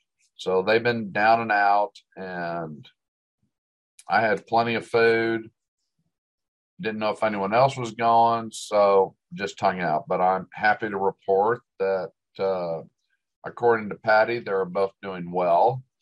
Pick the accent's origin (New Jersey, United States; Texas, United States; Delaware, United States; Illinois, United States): Delaware, United States; also born or lived in Ohio / Tulsa, Oklahoma; now in Dallas, United States; I mean, I was born in Ohio, spent 9 years in Delaware. I was young. I loved the snows that we got in Delaware, moved to Tulsa.